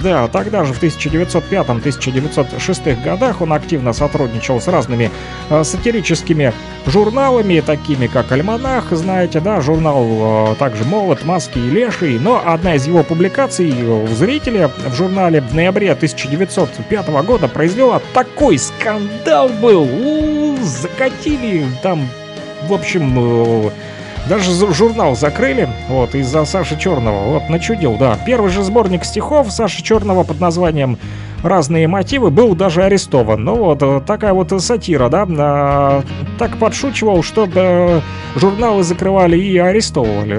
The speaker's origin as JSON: {"language": "Russian", "town": "Luhansk", "region": "Luhansk Oblast", "country": "Ukraine", "tie": "born or raised there", "moved": "yes", "lives_now": "Kirovsk, Ukraine", "said": "Вот мы с ним с одного квартала, с южного"}